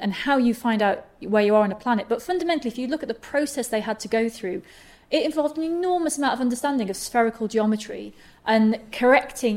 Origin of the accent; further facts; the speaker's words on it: Manchester, North West England, United Kingdom; I grew up in Manchester